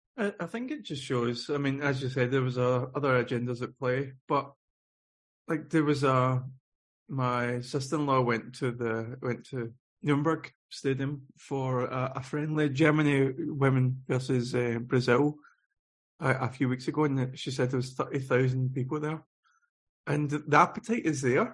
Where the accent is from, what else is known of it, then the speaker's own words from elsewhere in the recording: Scotland, United Kingdom; moved away; I'm living away from Scotland